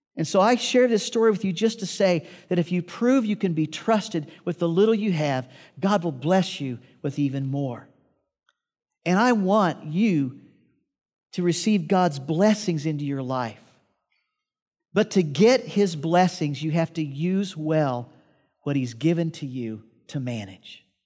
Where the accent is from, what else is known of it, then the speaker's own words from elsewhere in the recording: Midwest, United States; I grew up in the Midwest and we had to clean out barns